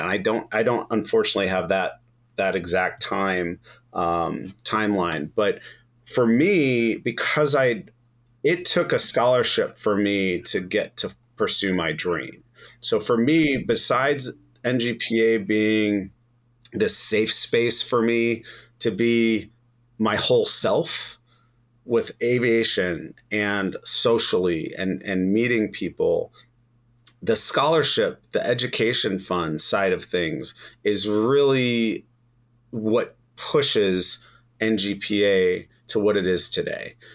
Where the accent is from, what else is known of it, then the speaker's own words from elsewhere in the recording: Chicago, Illinois, United States; Growing up in Chicago